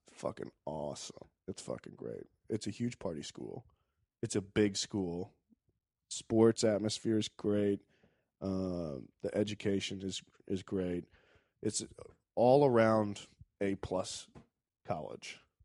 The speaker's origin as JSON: {"language": "English", "town": "Richmond", "region": "Virginia", "country": "United States", "said": "I'm from Richmond"}